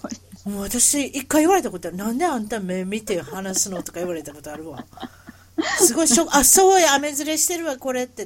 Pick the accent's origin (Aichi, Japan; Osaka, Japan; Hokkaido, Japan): Osaka, Japan; accent: Osaka-ben; 英語に、英語に、英語標準語大阪弁。